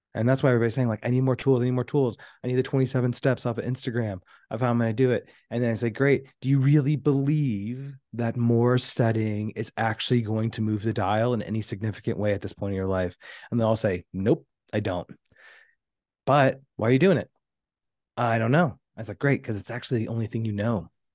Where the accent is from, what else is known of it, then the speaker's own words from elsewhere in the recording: Houston, Texas, United States; I was raised in Houston, Texas.